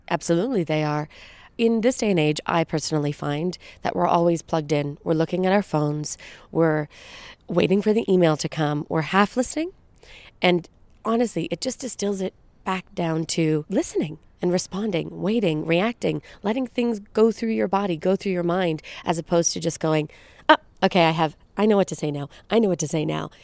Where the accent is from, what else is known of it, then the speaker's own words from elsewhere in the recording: Brampton, Ontario, Canada; now in Toronto, Canada; I'm an actress and writer and producer, hailing from Brampton, Ontario, just outside of Toronto